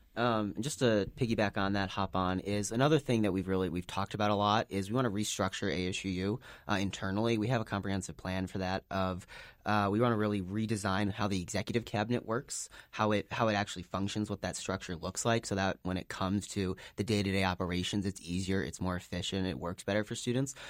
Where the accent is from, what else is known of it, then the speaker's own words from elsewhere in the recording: Chicago, Illinois, United States; moved away as an adult; now in Salt Lake City, United States; I'm originally from Chicago, uh, so out-of-state student